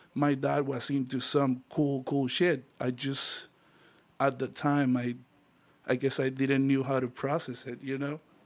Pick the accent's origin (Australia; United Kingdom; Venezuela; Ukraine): Venezuela; Puerto La Cruz, Anzoátegui; moved away as an adult; also born or lived in Broward County, Florida; now in Miami, United States; me and Danny, who started the band together, we are from Puerto La Cruz